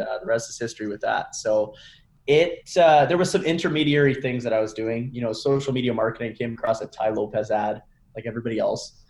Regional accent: Canada; I'm from Canada

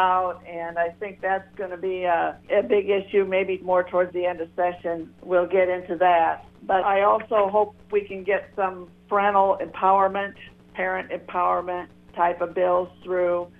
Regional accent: Janesville, Iowa, United States; I am from Janesville

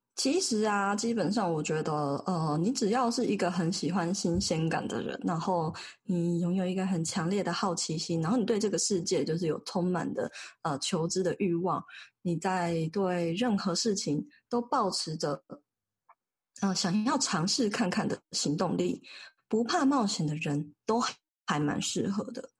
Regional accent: Taiwan; also born or lived in Mexico; 我在墨西哥也是跟台湾老板嘛，那我们台湾人的习性就是，我想要把手上的事情做完再下嗯班

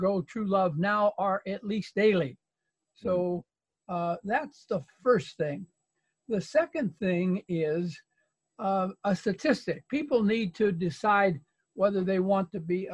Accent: Indianapolis, Indiana, United States; also born or lived in West Coast; now in Connecticut, United States; I'm originally a Hoosier from Indianapolis, and I got lost in the West Coast

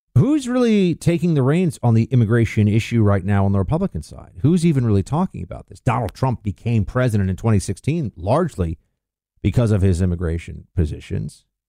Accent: New York, United States; I grew up in New York

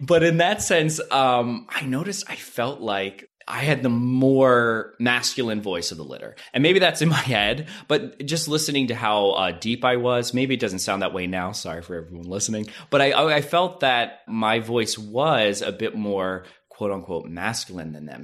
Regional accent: Lancaster County, Pennsylvania, United States; now in Los Angeles, United States; I'm from Amishtown, Pennsylvania. So I think growing up in that area, it was very Republican

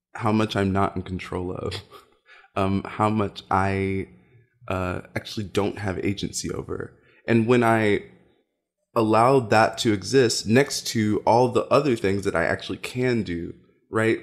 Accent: Louisville, Kentucky, United States; I grew up in Louisville, Kentucky

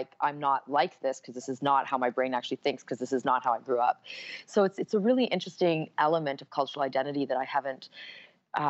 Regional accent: Canada; I was born in Canada to Indian parents

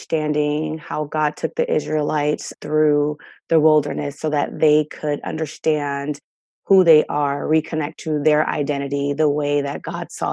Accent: New Jersey, United States; I grew up in North Jersey

